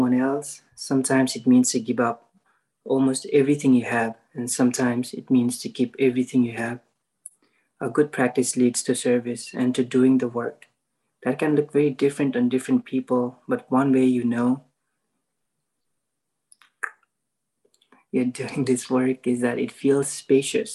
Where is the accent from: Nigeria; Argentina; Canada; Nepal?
Nepal; moved away as an adult; now in Austin, United States; I'm in Austin right now. I grew up in Nepal. I came to the US for college.